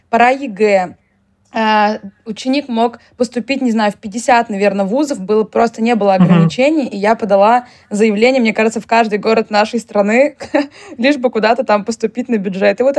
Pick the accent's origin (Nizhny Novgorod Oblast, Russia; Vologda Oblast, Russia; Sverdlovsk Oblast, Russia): Nizhny Novgorod Oblast, Russia; Nizhny Novgorod; я из Нижнего Новгорода.